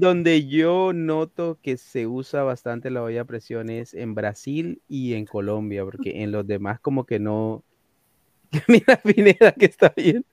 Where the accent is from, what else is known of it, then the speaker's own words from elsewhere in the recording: Coast, Ecuador; now in United States; En la costa de donde soy yo